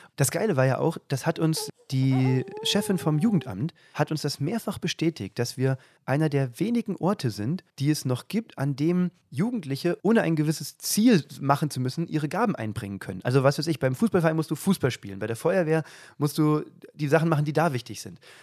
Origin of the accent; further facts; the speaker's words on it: south of Kassel, Hesse, Germany; moved away as an adult; also born or lived in Nordhausen, Thuringia; aus Hessen, südlich von Kassel.